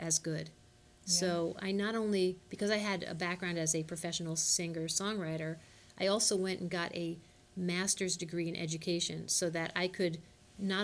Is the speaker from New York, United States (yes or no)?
yes; Ardsley, New York, United States; moved away as an adult; also born or lived in Nashville, Tennessee / Indiana; now in Chicago, United States; I'm originally from New York, from Ardsley, New York.